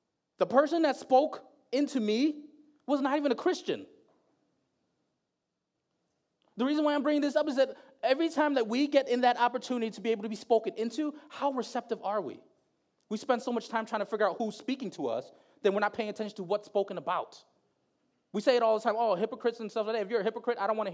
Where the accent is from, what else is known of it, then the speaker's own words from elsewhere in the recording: Bridgeport, Connecticut, United States; also born or lived in Philippines; I grew up in Bridgeport